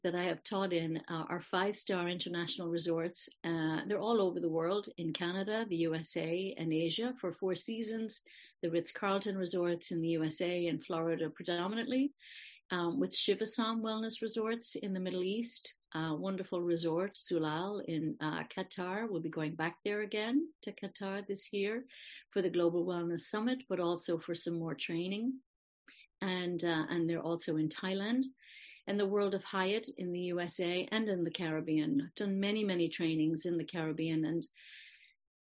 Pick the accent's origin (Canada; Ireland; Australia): Ireland; moved away; I'm from Ireland originally